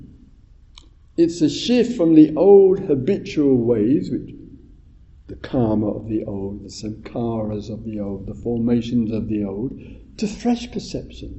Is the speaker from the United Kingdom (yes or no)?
yes; England, United Kingdom; I'm English